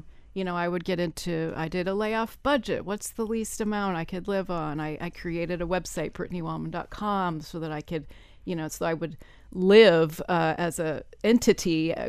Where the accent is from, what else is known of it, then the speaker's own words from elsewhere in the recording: Iowa, United States; I had enough snowdrifts in my life growing up in Iowa.